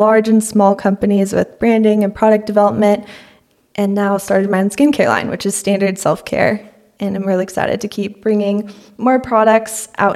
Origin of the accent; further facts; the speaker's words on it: San Luis Obispo, California, United States; also born or lived in Hawaii; now in Los Angeles, United States; I live in Los Angeles now, but I'm originally from San Luis Obispo and grew up there